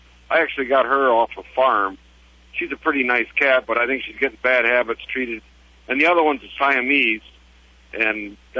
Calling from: Chippewa Falls, Wisconsin, United States; Chippewa Falls, Wisconsin.

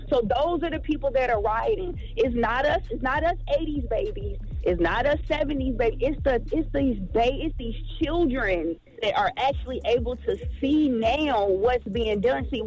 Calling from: Georgia, United States; This is …. I'm calling from Georgia.

